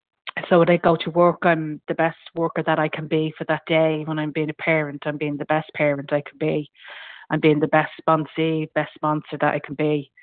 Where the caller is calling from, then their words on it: County Meath, Ireland; I'm ringing from County Meath in Ireland.